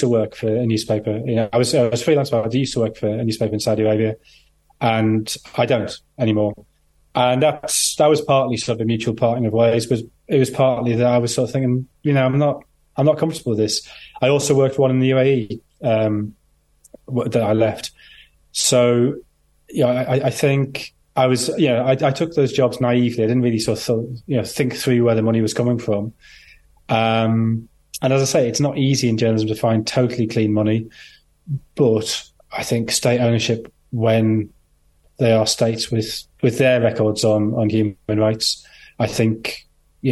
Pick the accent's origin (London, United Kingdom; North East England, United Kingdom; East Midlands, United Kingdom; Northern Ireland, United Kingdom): North East England, United Kingdom; Sunderland; I grew up in Sunderland